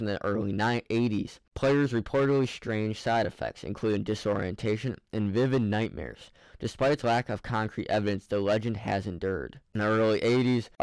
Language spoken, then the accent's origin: English; Ohio, United States; Ohio, my hometown